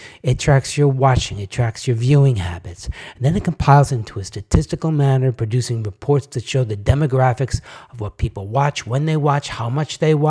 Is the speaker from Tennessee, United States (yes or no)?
no; Long Island, New York, United States; Growing up in Long Island, New York